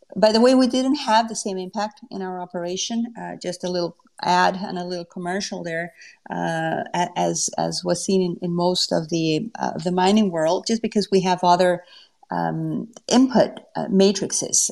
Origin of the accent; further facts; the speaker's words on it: Mexico; moved away as an adult; now in Canada; I'm from Mexico.